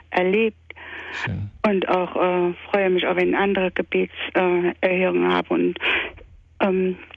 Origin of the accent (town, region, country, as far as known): Saarland, Germany